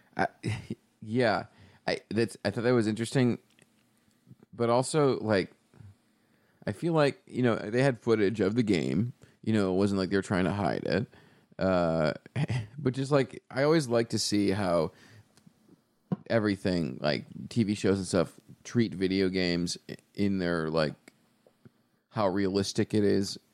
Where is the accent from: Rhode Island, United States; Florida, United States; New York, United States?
New York, United States; Buffalo; moved away as an adult; also born or lived in Chicago; we're both from Buffalo